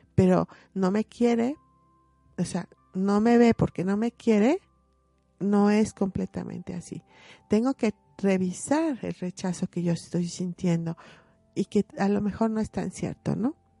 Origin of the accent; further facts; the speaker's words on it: Mexico; como mexicanos